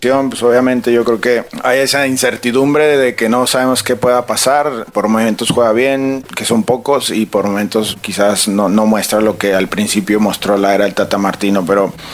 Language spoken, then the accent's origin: Spanish; Mexico; soy este mexicano